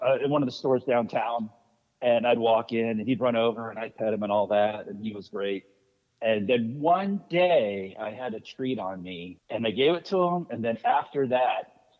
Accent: Annapolis, Maryland, United States; I'm from Annapolis, Maryland. Lived here since the age of 5. That was many, many, many, many years ago, and I've just stayed here. My parents were both from Hartford, Connecticut

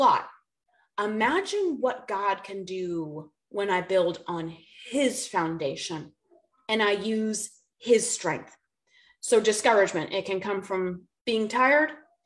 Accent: Boston, Massachusetts, United States; moved away as an adult; also born or lived in the South (US); now in the South, United States; I'm from Boston

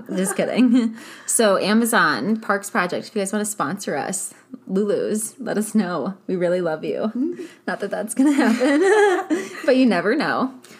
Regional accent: Ohio, United States; I'm from Ohio

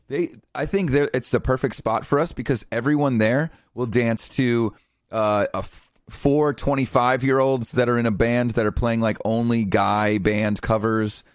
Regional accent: Connecticut, United States; I'm from Connecticut

